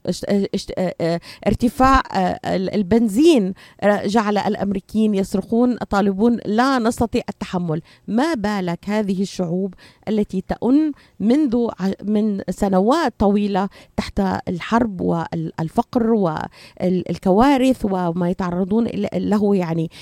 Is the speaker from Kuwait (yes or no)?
no; Syria; moved away; من سوريا، بعرف من، من بلدي